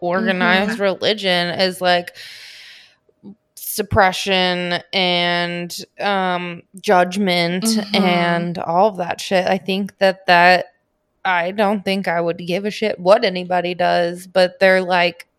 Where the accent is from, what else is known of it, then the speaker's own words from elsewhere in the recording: St. Louis, Missouri, United States; we're both from St. Louis